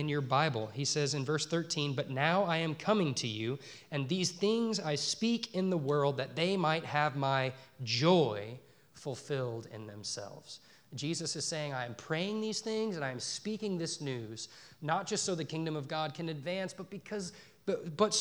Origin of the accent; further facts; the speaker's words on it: Dallas, Texas, United States; moved away as an adult; also born or lived in Northern Colorado; now in Poplar Bluff, United States; I grew up in the Dallas-Fort Worth Metroplex, and then I moved to Northern Colorado to an enormous college town